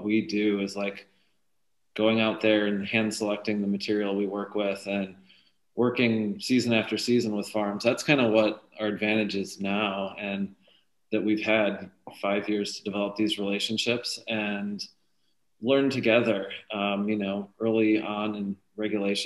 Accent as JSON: {"language": "English", "region": "Wisconsin", "country": "United States", "tie": "born or raised there", "moved": "yes", "lives_now": "California, United States", "said": "I'm from Wisconsin too. So I look forward to when, you know, my home state has access to this medicine"}